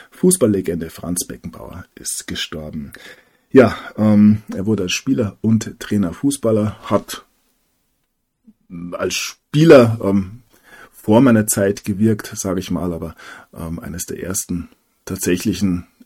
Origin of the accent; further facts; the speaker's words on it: Bavaria, Germany; als Bayer ähm, akzeptiert man ja nur einen Kaiser